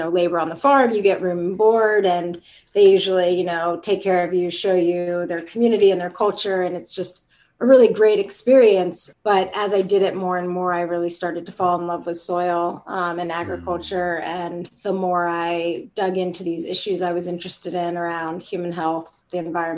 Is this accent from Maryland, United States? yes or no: yes; Rockville, Maryland, United States; also born or lived in Richmond, Virginia / California; now in Davis, United States; spent my entire youth in Rockville, Maryland, which is a suburb of Washington, D.C.